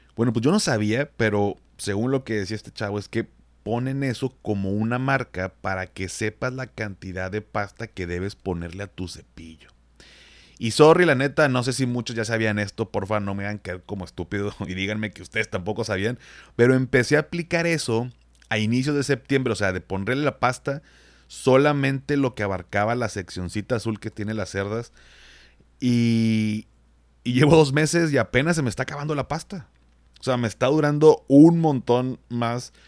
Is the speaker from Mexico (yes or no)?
yes; Monterrey, Nuevo León, Mexico; yo como soy regio